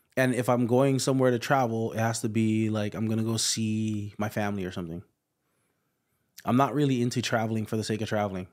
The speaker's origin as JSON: {"language": "English", "region": "Hawaii", "country": "United States", "also_born_or_lived": "Indiana", "moved": "as an adult", "said": "I'm from Hawaii."}